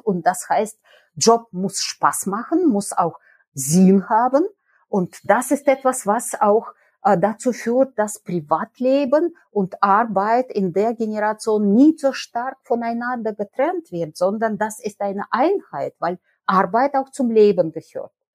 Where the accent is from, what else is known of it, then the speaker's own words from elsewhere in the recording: Nizhny Novgorod, Nizhny Novgorod Oblast, Russia; German is a second language; moved away as an adult; also born or lived in Bielefeld, Germany; now in Cologne, Germany; Nizhny Novgorod in Russland an der Wolga, ganz weit, also 3000 Kilometer von hier und deswegen bin ich auch eine Fremde, sowohl in Deutschland als auch in Bielefeld.